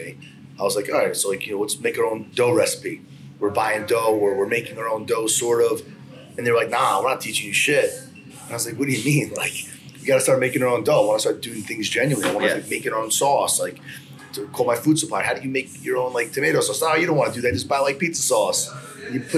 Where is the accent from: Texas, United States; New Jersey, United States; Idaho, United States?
New Jersey, United States; Freehold; I grew up in Freehold, New Jersey, where Federici's is